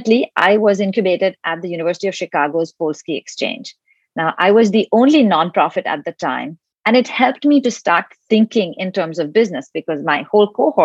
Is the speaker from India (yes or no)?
yes; India; moved away; I'm originally from India